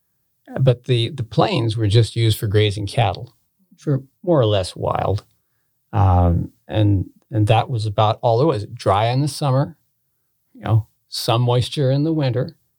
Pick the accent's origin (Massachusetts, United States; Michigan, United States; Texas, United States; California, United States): California, United States; Hughson area; I was raised in the Houston area. Family farming